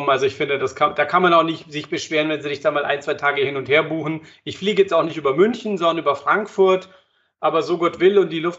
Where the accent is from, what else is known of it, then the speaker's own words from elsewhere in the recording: Croatia; Und ja, gut, ich bin ja Kroate, ich habe ein Haus da am Meer.